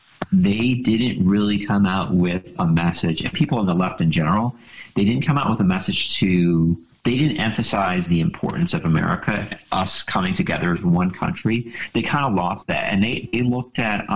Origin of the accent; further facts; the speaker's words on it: Buffalo, New York, United States; I grew up in Buffalo, you know, in the late 80s, the 90s, early 2000s